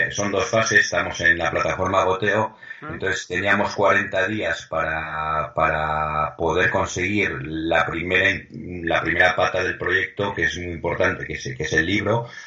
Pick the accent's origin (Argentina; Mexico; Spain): Spain; Pamplona, Navarre; moved away; como somos de Pamplona